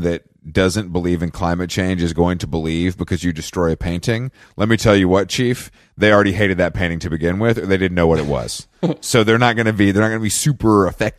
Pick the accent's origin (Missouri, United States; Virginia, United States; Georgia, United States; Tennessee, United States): Georgia, United States; Atlanta; moved away; I was BNR'd in Atlanta, Georgia.